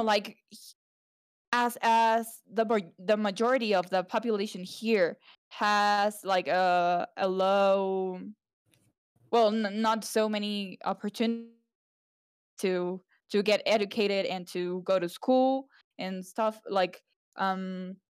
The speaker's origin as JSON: {"language": "English", "country": "Mexico", "tie": "born or raised there", "also_born_or_lived": "Spain", "moved": "as an adult", "said": "I was born in Mexico, but the last 2 years, 3 years I've lived in Spain"}